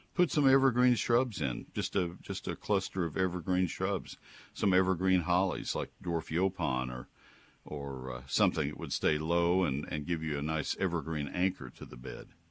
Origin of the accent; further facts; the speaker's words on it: College Station, Texas, United States; also born or lived in Bryan, Texas; I grew up in Bryan, uh, well, in College Station, so I'm familiar with Brazos County soils